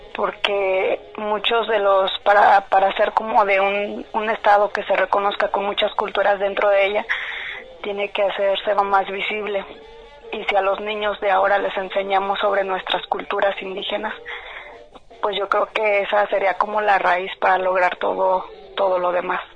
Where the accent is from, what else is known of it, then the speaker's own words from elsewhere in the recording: Temascalcingo, State of Mexico, Mexico; now in Zapopan, Mexico; Soy originaria de Santiago Coachochitlán, Temascalcingo, Estado de México y soy del pueblo Mazagua.